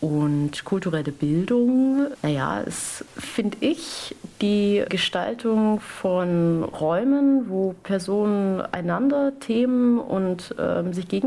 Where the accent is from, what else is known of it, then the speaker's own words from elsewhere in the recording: Baden-Württemberg, Germany; now in Cottbus, Germany; Ich bin eigentlich Schwäbin, aber ich lebe seit drei Jahren in Cottbus.